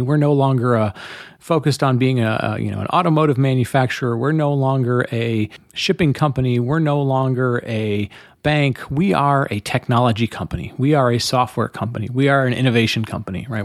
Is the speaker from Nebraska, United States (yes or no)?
no; Detroit, Michigan, United States; growing up in Detroit, when I grew up in the in the 70s and 80s and, and the 90s in Detroit